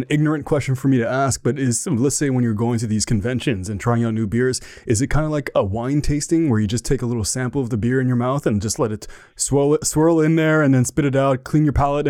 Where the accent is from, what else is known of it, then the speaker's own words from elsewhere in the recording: Canada; so I'm from Canada